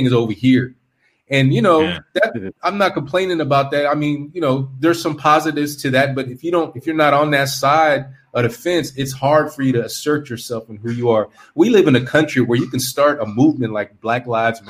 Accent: California, United States; moved away; I'm from California

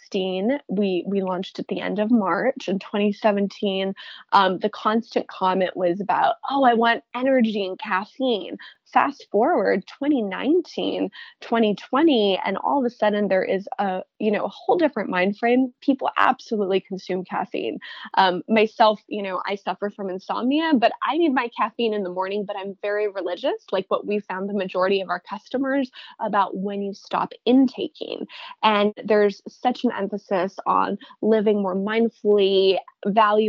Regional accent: Honolulu, Hawaii, United States; moved away as an adult; also born or lived in United Arab Emirates; I'm originally from Oahu. I was born and raised in Honolulu.

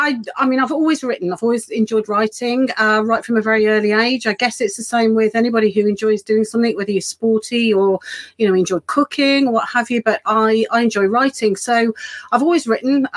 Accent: Birmingham, West Midlands, United Kingdom; moved away as an adult; now in Bridgnorth, United Kingdom; I am actually from Birmingham originally, so I sort of was brought up and did all my schooling and so on. Just until my early 20s

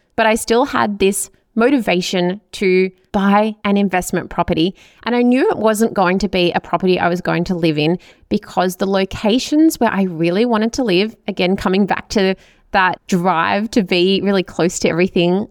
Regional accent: Melbourne, Victoria, Australia; also born or lived in Chelsea Heights; I grew up in Hyatt, which is in the southeastern suburbs of Melbourne

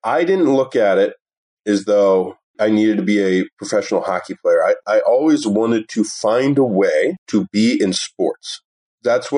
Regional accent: Woodbridge, Virginia, United States; now in Las Vegas, United States; I grew up in Woodbridge, Virginia

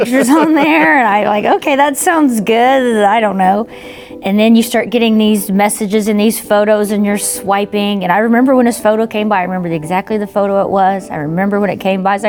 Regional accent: Webbers Falls, Oklahoma, United States; I grew up in a really small town in northeastern Oklahoma, Weber's Falls

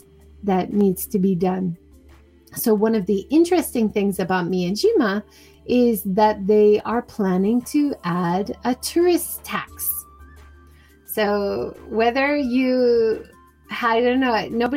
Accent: Hawaii, United States; now in Hiroshima, Japan; I grew up in Hawaii

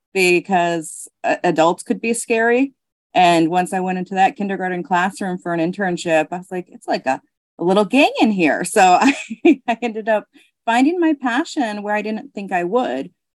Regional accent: Belchertown, Massachusetts, United States; I'm from Belchertown, Massachusetts. I grew up in a two-parent household

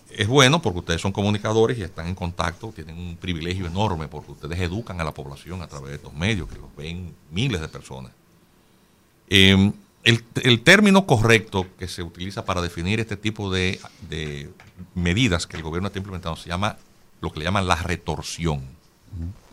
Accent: Dominican Republic; yo como dominicano

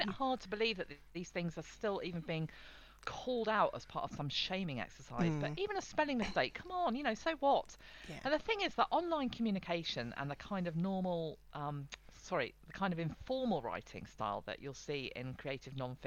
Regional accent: England, United Kingdom; the English one.

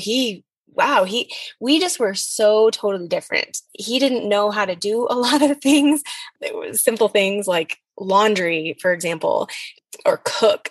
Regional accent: United States; I was from the States.

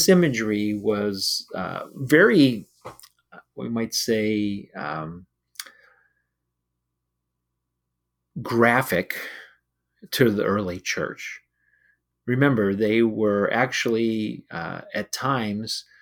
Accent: United States; As an American, I live in general peace

